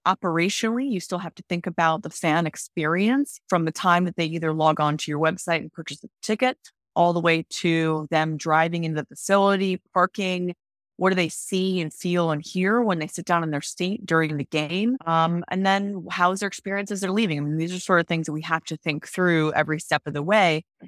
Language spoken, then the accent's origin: English; Cleveland, Ohio, United States; moved away; I'm originally from Cleveland, Ohio, and Cleveland is a very strong, um, sports town. And so I grew up going to Browns games